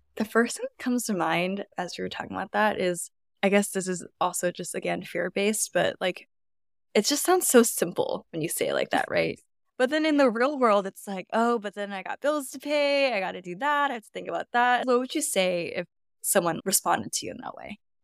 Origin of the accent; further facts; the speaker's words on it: Oakland, California, United States; moved away as an adult; also born or lived in San Diego; I'm from Oakland, too.